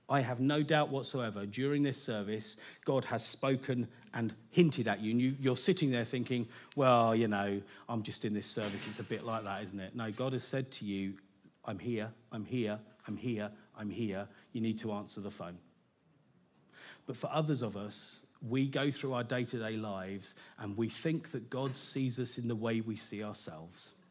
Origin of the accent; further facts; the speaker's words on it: United Kingdom; Now, I'm British. We'd like to keep our expectations, our expressions quite restrained.